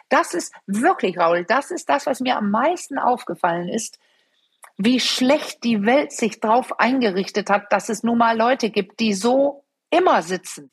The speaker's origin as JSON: {"language": "German", "country": "Denmark", "second_language": "German", "moved": "yes", "said": "ich bin Dänin"}